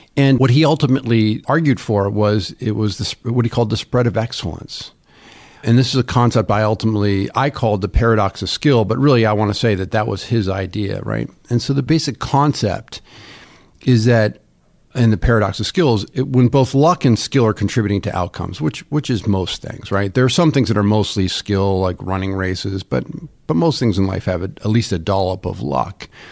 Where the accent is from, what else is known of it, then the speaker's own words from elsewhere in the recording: Ithaca, New York, United States; I grew up in Ithaca, New York, near Cornell.